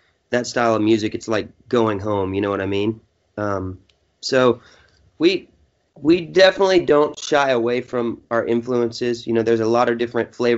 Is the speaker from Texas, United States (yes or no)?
yes; Texas, United States; I'm from Texas